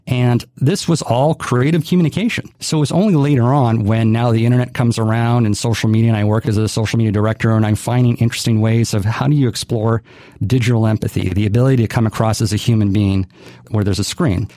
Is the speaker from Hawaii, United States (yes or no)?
yes; Hawaii, United States; grew up in Hawaii, born and raised